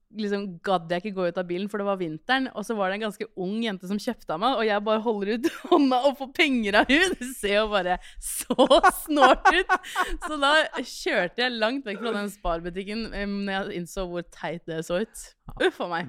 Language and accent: Norwegian; Skien, Telemark, Norway; born or raised there